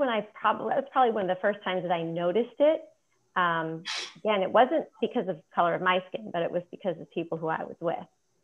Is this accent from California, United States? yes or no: no; Illinois, United States; I grew up also in the Midwest in Illinois